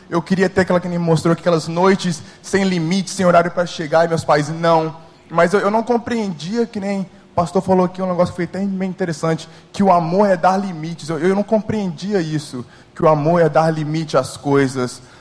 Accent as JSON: {"language": "Portuguese", "region": "New Jersey", "country": "United States", "tie": "born or raised there", "moved": "as an adult", "lives_now": "Brazil", "said": "eu não nasci no Brasil, nem fui criado aqui. Eu fui nasci, nasci nos Estados Unidos, no estado de Nova Jersey, e fiz ensino fundamental, ensino médio, até alguns semestres de faculdade nos Estados Unidos"}